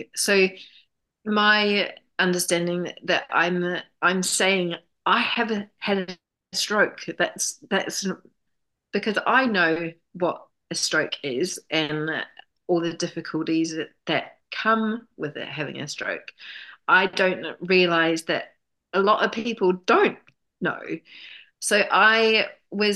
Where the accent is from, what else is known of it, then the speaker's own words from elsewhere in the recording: New Zealand; moved away as an adult; now in London, United Kingdom; I'm from New Zealand